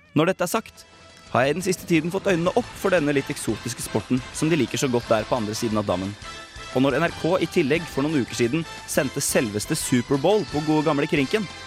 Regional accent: Norway; som nordmann og kontrollfrik

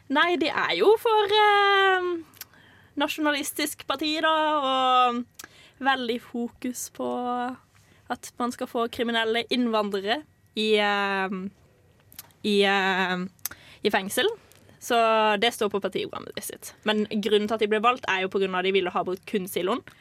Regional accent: Kristiansand, Agder, Norway; also born or lived in Lillesand; jeg har mest tilknytning til Kristiansand, for der jeg vokste opp

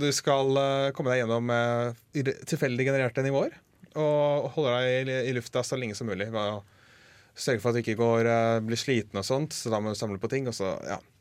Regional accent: Lillestrøm, Akershus, Norway; also born or lived in Fetsund; jeg er fra Lillestrøm-området

